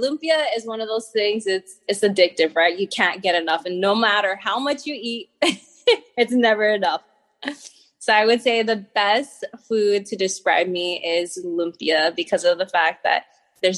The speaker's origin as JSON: {"language": "English", "region": "Hawaii", "country": "United States", "tie": "born or raised there", "also_born_or_lived": "Arizona", "moved": "as an adult", "lives_now": "New York City, United States", "said": "grew up in Hawaii, moved across the U.S. to help pursue my husband's dream"}